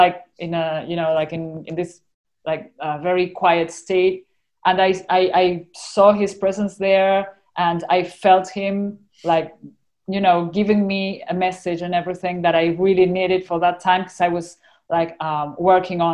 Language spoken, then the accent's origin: English; Argentina; accent: Argentinian; my Argentinian accent